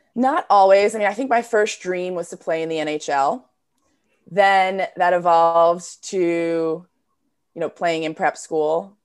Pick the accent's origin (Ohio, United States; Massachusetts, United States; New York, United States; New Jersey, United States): New Jersey, United States; I grew up in New Jersey.